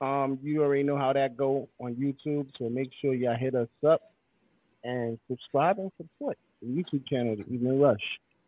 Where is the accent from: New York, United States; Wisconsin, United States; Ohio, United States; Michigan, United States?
New York, United States; Brooklyn; I'm from Brooklyn.